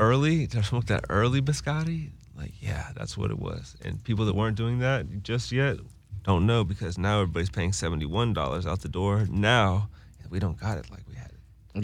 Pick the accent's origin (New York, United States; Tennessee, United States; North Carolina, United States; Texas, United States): North Carolina, United States; Winston-Salem; I'm from Winston-Salem, North Carolina